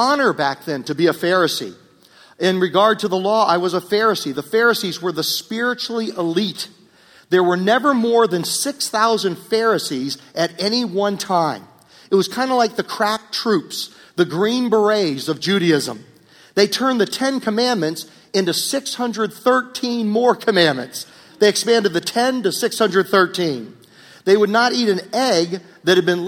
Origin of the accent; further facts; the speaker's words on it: Virginia, United States; when I grew up in Virginia